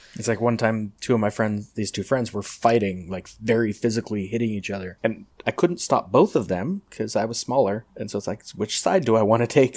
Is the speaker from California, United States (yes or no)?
yes; Pasadena, California, United States; I grew up in Pasadena and visited South Pasadena a lot